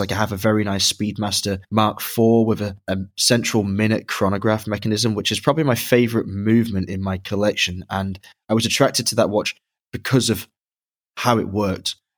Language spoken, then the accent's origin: English; Dublin, Leinster, Ireland; I was born in Dublin, but have also visited and worked in Dublin, Ohio.